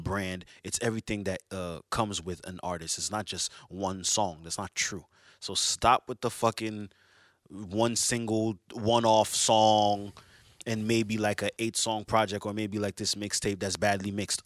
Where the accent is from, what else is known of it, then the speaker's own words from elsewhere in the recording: Montreal, Quebec, Canada; I'm from Montreal